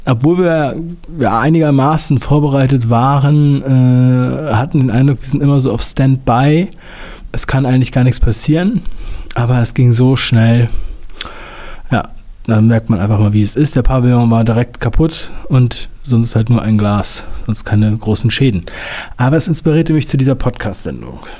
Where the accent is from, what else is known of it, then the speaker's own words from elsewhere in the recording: Northern Germany, Germany; Ich bin ja in Norddeutschland aufgewachsen